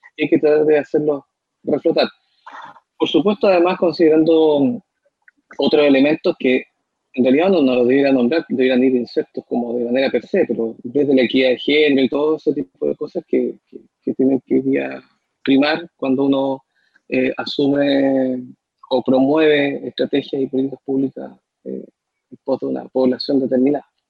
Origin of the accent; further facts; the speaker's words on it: Punta Arenas, Magallanes and Chilean Antarctica, Chile; now in Concepción, Chile; yo soy de Punta Arena, mi gente es allá y la conmovisión magallánica es totalmente distinta a la conmovisión que tenemos acá, que tienen acá los penquistas o que tenemos los penquistas por adopción